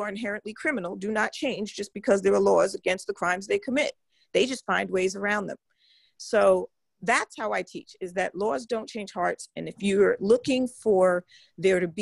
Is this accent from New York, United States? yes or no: yes; New York, United States; moved away; I'm from New York, born and bred.